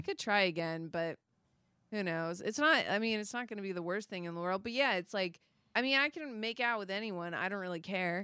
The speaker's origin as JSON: {"language": "English", "region": "Midwest", "country": "United States", "tie": "born or raised there", "also_born_or_lived": "Florida", "moved": "yes", "said": "I'm originally I'm originally from Florida, but I grew up in the Midwest, but, like, all my family's from Florida"}